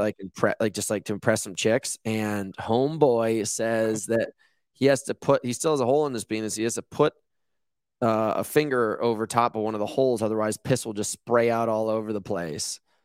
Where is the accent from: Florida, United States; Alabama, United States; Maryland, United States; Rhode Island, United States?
Rhode Island, United States; now in Malibu, United States; I grew up on the East Coast in Rhode Island